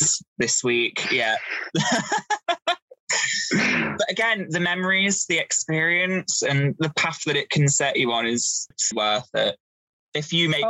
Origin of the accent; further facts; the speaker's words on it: Leicester, East Midlands, United Kingdom; I'm from Leicester anyway. So I live at home and traveled in.